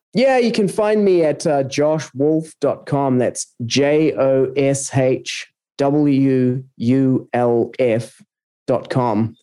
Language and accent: English; New Zealand; moved away; also born or lived in South America / Australia; I'm originally from New Zealand, um, lived in various places around the world, uh, South America for a few years and uh, Australia for nearly a couple of decades